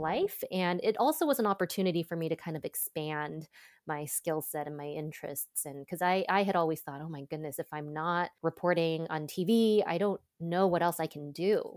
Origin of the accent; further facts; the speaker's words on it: Los Angeles, California, United States; moved away as an adult; also born or lived in Boston / Ann Arbor, Michigan; now in Seattle, United States; I was born in Boston, grew up in Southern California, in suburb of L